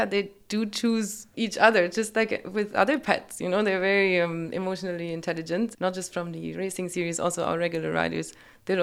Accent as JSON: {"language": "English", "country": "Germany", "tie": "born or raised there", "moved": "as an adult", "lives_now": "United Arab Emirates", "said": "So I am from Germany. I grew up there with no camels."}